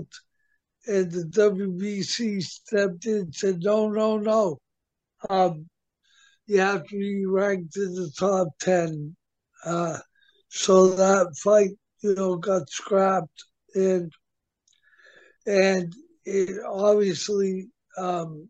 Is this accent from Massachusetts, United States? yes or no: yes; Medfield, Massachusetts, United States; But growing up in Medfield, Mass